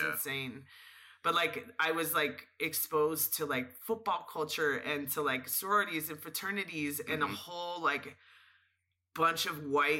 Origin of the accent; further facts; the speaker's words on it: San Diego / Los Angeles, California, United States; moved away as an adult; also born or lived in Fallbrook, California / Austin, Texas; I was born in San Diego, and I was raised in Los Angeles. I lived in LA until I was like 5, and then I moved back to the town that I was born in San Diego.